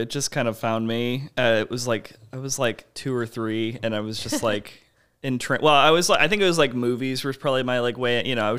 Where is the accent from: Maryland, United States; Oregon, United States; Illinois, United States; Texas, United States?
Maryland, United States; Silver Spring; it's I was growing up in Silver Spring, Maryland, and there was this theater there that's still there now.